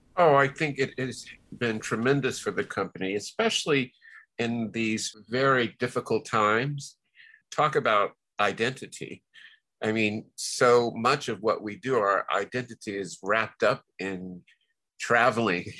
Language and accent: English; Miami, Florida, United States; as a child growing up in Liberty City